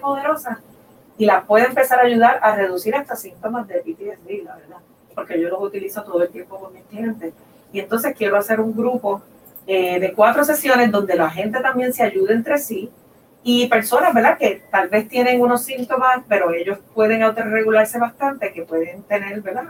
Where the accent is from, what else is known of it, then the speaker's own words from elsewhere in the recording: Puerto Rico; now in Boulder, United States; nosotros como puertorriqueños